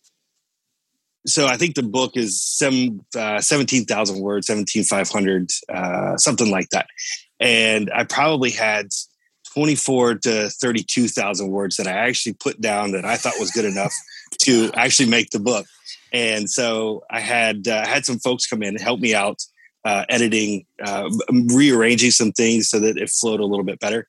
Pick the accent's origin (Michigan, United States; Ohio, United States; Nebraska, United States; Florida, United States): Florida, United States; Orlando; also born or lived in Cocoa Beach, Florida; Lived all my life here in Orlando.